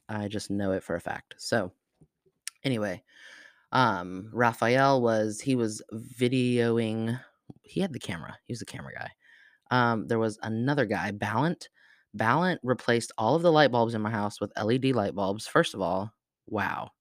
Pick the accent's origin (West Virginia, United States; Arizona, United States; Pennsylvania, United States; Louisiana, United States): Arizona, United States; moved away; I was not born in Arizona, I was raised in Arizona